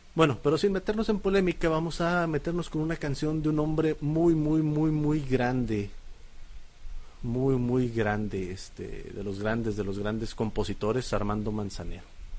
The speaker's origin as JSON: {"language": "Spanish", "town": "Monterrey", "region": "Nuevo León", "country": "Mexico", "said": "Somos regios"}